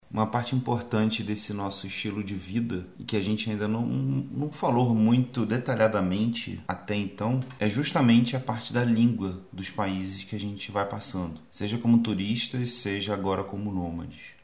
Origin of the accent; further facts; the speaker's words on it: Rio de Janeiro, Brazil; also born or lived in Seropédica; a gente é do Rio também, a gente não mora, não morava quando criança, sei lá, na Zona Sul